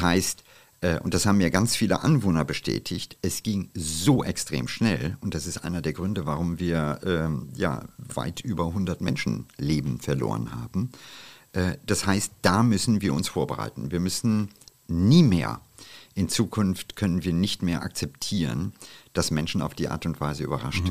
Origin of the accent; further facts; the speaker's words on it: India; now in Germany; den Monsunregen meiner Kindheit in Indien